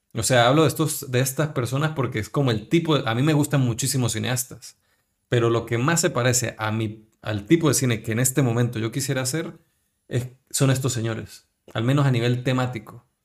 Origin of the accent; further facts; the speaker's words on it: Táchira, Venezuela; moved away as an adult; now in Spain; nosotros que somos gochos, somos de Táchira